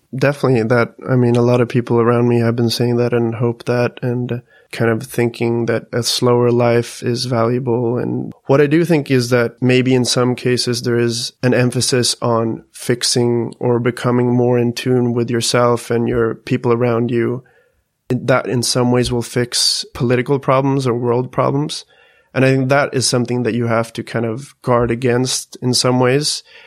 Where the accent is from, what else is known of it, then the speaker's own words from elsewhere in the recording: Sweden; us Swedes